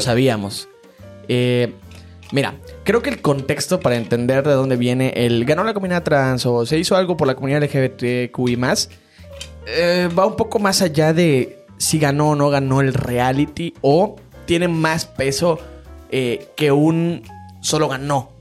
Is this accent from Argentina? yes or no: no; Mexico; como mexicanos en uno de los países más machistas en el mundo